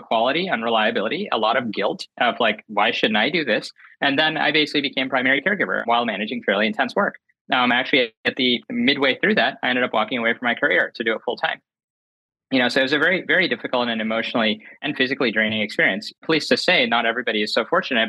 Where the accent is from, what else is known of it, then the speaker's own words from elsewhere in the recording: North Carolina, United States; I grew up in North Carolina, later went to Penn and was working on Wall Street